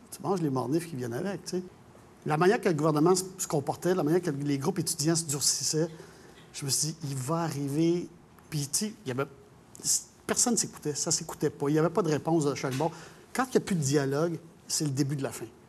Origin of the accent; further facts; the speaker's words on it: Montreal, Quebec, Canada; je suis Montréalais, je suis né ici